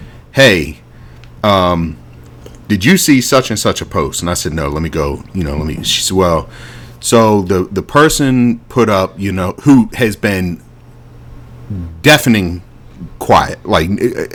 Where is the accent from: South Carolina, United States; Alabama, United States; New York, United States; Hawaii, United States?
Alabama, United States; Yeah, we just call that growing up in Alabama.